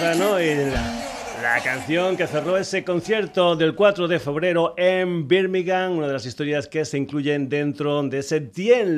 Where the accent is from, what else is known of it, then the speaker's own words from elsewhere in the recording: Cáceres, Extremadura, Spain; es un agente de mi tierra. Concretamente son de Cáceres